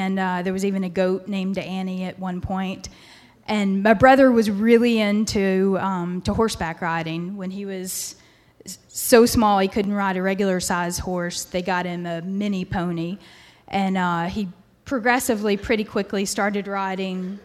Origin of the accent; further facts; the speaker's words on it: Memphis, Tennessee, United States; moved away as an adult; now in Virginia, United States; I'm from Memphis originally